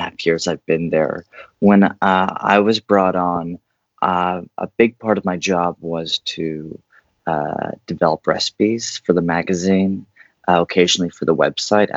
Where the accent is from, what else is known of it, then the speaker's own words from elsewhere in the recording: East Bay, San Francisco Bay Area, California, United States; now in New York City, United States; I grew up in the Bay Area, East Bay specifically